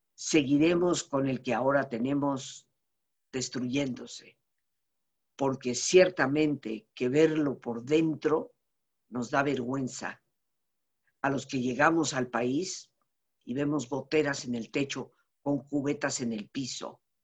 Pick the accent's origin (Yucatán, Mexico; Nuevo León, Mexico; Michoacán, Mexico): Yucatán, Mexico; Soy mexicana con una familia establecida en Yucatán desde hace más de 300 años